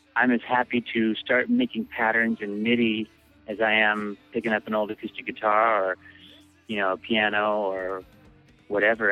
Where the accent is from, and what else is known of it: Bellingham, Washington, United States; born or raised there; also born or lived in Seattle, Washington